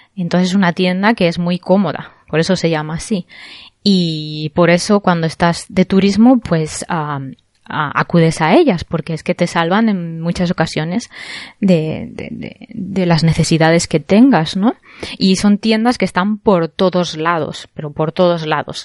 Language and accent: Spanish; Spain; now in Japan; yo soy española